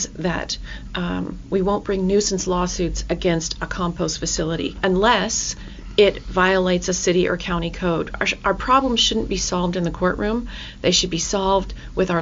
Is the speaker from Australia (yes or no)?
yes; Australia; now in Kirkland, United States; I grew up in Australia